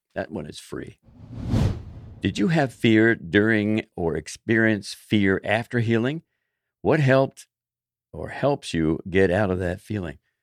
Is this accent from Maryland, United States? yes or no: yes; Baltimore, Maryland, United States; moved away as an adult; also born or lived in Florida; I moved from Baltimore, grew up in Baltimore, moved to Florida